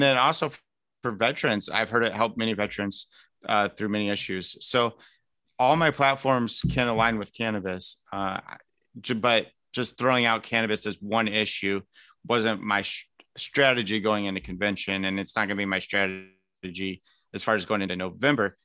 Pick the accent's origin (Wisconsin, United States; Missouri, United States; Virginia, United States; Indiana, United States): Indiana, United States; Elkhart; now in Greenwood, United States; I'm originally from Elkhart